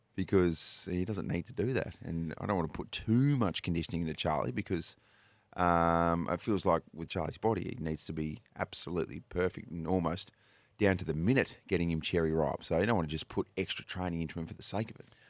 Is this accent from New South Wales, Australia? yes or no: yes; New South Wales, Australia; now in Adelaide, Australia; They're from Wagga Wagga, New South Wales. I'm originally from New South Wales